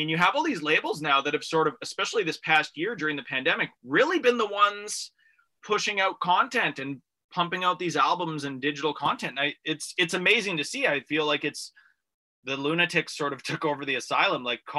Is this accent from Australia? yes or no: no; Canada; accent: rural Canadian; now in Toronto, Canada; let my true rural Canadian accent just flourish.